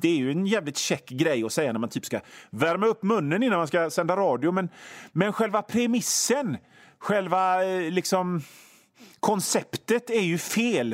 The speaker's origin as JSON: {"language": "Swedish", "town": "Hönö", "region": "Västra Götaland", "country": "Sweden", "said": "jag kommer ifrån Hönö och det är ett gammalt fiskarsamhälle"}